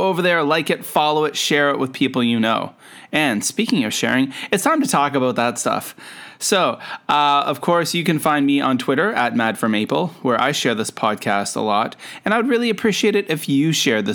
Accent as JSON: {"language": "English", "country": "Canada", "moved": "yes", "lives_now": "Shenzhen, China", "said": "I'm a Canadian. I'm an educator. I live and work in Shenzhen, China"}